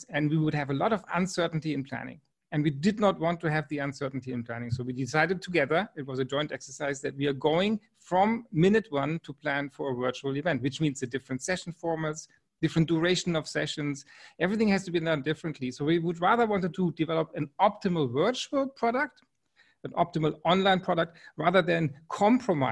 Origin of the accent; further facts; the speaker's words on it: Freiburg, Baden-Württemberg, Germany; also born or lived in Wiesbaden, Germany / New Hampshire, United States; I grew up in the Black Forest region in the city called Freiburg.